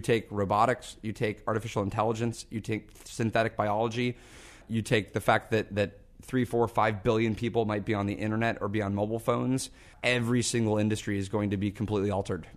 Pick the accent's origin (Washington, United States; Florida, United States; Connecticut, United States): Washington, United States; Seattle; I grew up in Seattle